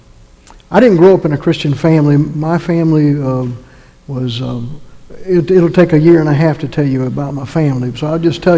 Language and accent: English; North Carolina, United States; My wife and I grew up in North Carolina